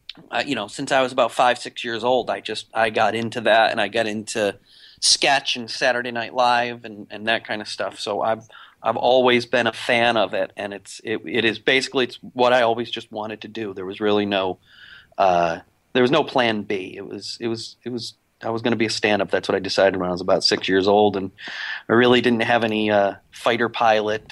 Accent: the Berkshires, western Massachusetts, United States; moved away as an adult; now in New York, United States; I grew up in the Berkshires, which is in western Massachusetts

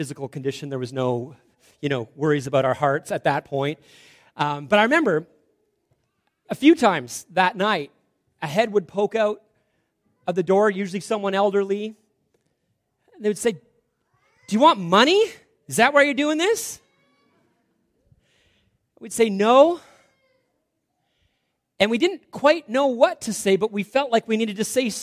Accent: Salmon Arm, British Columbia, Canada; we grew up in Salmon Arm, that was hometown.

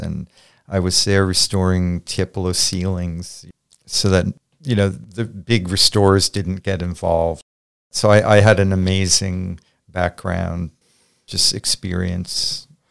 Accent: Montclair, New Jersey, United States; also born or lived in Rutherford, New Jersey / Spring Lake, New Jersey; I was born in Montclair, New Jersey, at Saint Vincent's Hospital on Washington Street. I grew up between Montclair, Rutherford, and Spring Lake

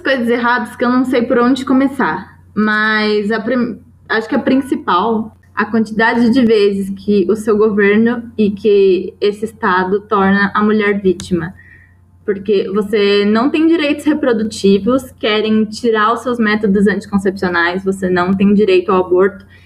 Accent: Jacareí, São Paulo, Brazil; moved away; Jacareí, que é a cidade de onde eu vim

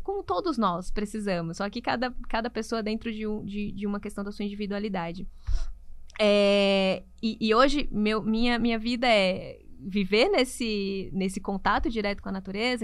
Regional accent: Natal, Rio Grande do Norte, Brazil; moved away as an adult; now in São Paulo, Brazil; Eu sou de Natal, Rio Grande do Norte

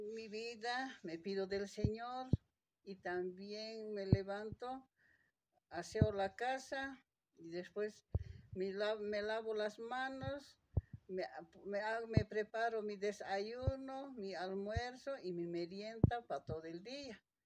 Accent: Puna, Potosí, Bolivia; Soy del municipio de Puna y comunidad Huancarani

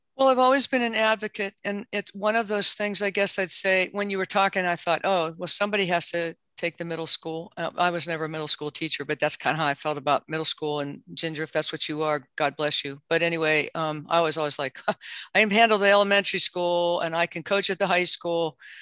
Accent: Southwest Pennsylvania, United States; moved away; also born or lived in West Virginia; I grew up in Southwest Pennsylvania and West Virginia

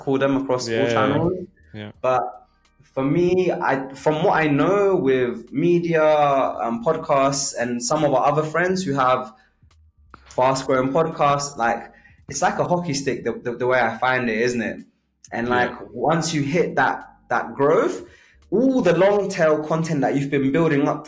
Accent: Kenya; moved away; I was born in Kenya

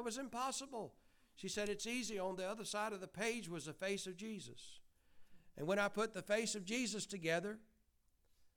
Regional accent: Bowden, Georgia, United States; We are from Georgia

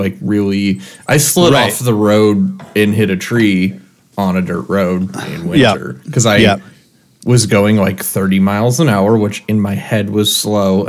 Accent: Michigan, United States; now in San Francisco, United States; I grew up in Michigan

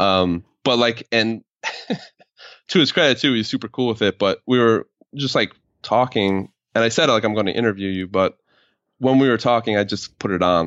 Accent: New York, United States; I'm from New York, but it was, like, a town where everybody was Italian, Irish, and blue collar kind of town

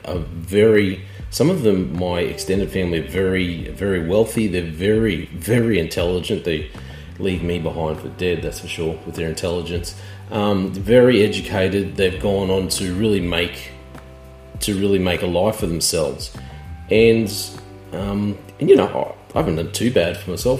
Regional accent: Queensland, Australia; I was brought up in Queensland my whole life

